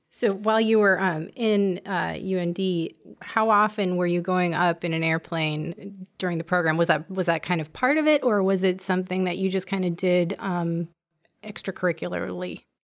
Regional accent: Minnesota, United States; I'm from Minnesota.

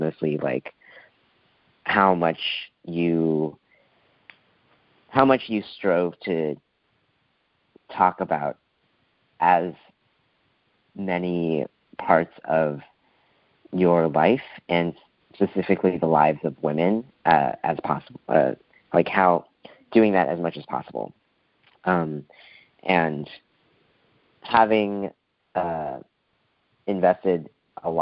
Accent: Midwest, United States; I am from the Midwest

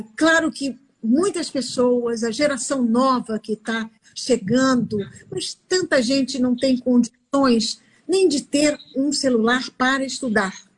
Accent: São Paulo, Brazil; now in Rio de Janeiro, Brazil; fora do Rio de Janeiro, que é onde eu moro hoje, que eu sou São Paulo, eu sou paulista

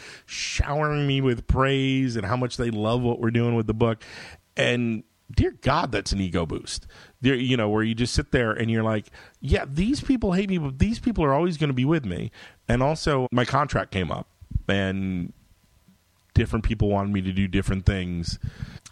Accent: United States; I'm an American

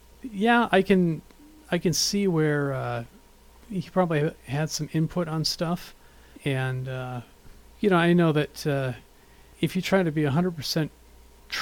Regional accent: North Dakota, United States; my hometown, North Dakota

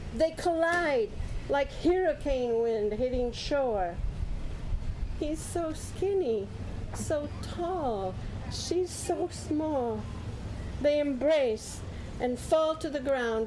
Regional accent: Holland, Michigan, United States; I grew up in Holland, Michigan, wearing wooden shoes raised on boiled potatoes and cabbage

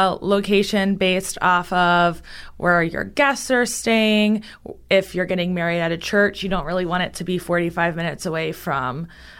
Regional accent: Key West, Florida, United States; moved away as an adult; now in Tampa, United States; I am from Key West, and that's, like, the number one wedding destination over Vegas in the country.

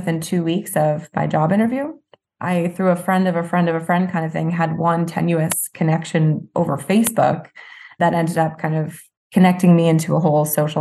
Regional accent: New Jersey, United States; moved away as an adult; I grew up in South Jersey. I went to school 20 minutes from home

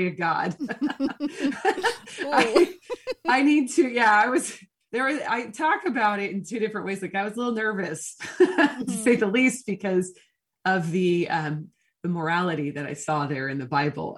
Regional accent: Portland, United States; moved away; also born or lived in the South (US); I'm actually from Portland, even though I did spend a significant amount of time in the South

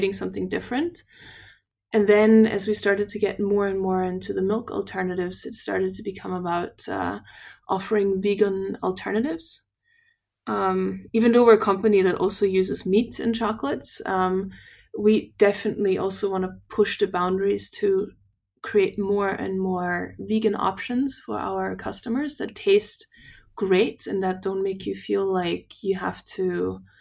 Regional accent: Austria; We're from Austria

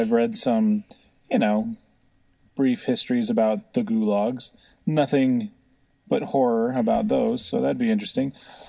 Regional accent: California, Seattle, West Coast, United States; I guess I'm a little older, and I grew up in California, Seattle, those areas

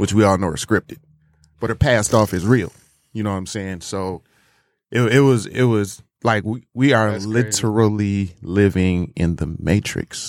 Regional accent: United States; me growing up in America, being a young black man

